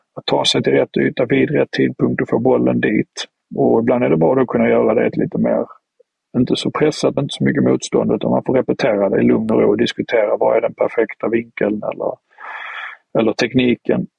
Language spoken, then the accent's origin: Swedish; Sweden; moved away as an adult; now in Southampton, United Kingdom; familjen är kvar hemma i Sverige